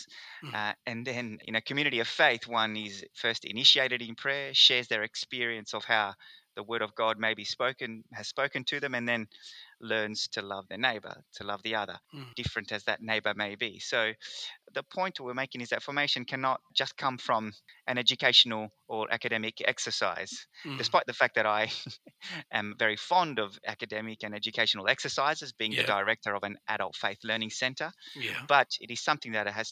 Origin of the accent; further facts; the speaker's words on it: Perth, Western Australia, Australia; also born or lived in Rome, Italy; I am from Perth, WA, but I actually came to Australia in 1993 from Rome, Italy, with my family